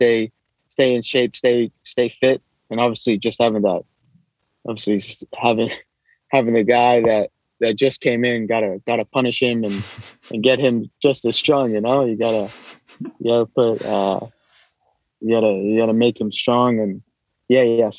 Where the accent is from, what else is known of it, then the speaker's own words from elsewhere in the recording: United States; accent: American; first language English; moved away as an adult; now in Japan; American, but my ethnicity is half Japanese, half Puerto Rican